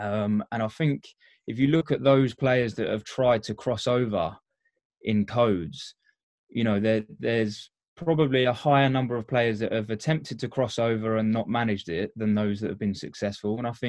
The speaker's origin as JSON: {"language": "English", "area": "Essex", "region": "East of England", "country": "United Kingdom", "moved": "yes", "said": "I'm a union boy, being from Essex originally."}